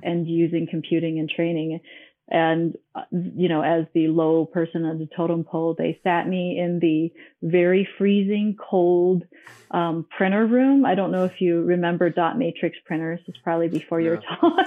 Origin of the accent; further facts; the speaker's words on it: Hong Kong; also born or lived in Minnesota / Arizona; now in Denver, United States; I was born and I grew up in Hong Kong